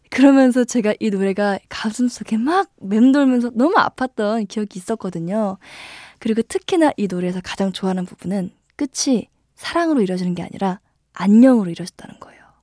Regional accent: Gimje, North Jeolla, South Korea; moved away; 제가 어렸을 적에 시골에 살았었어요. 그래서 제가 김제에 살고

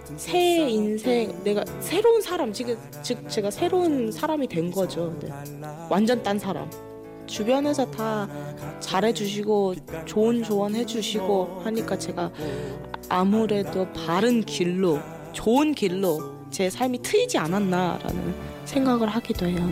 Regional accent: Bangladesh; Korean is a second language; now in Jecheon, South Korea; 방글라데시에서 왔어요

